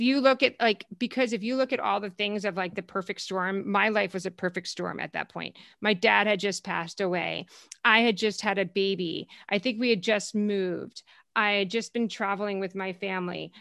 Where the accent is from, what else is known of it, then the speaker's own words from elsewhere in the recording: New Jersey, United States; also born or lived in Connecticut; now in Los Angeles, United States; grew up in New Jersey, so I'm a Jersey girl